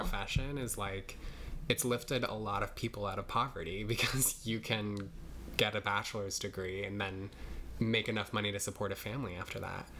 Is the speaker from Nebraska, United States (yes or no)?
yes; Nebraska, United States; now in New York, United States; I grew up in Nebraska